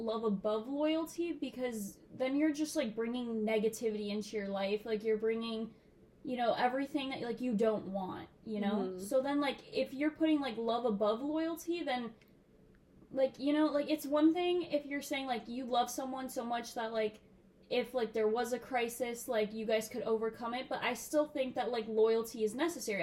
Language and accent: English; Miami, Florida, United States; moved away as an adult; now in Boston, United States; I'm 19 years old and I'm from Miami, Florida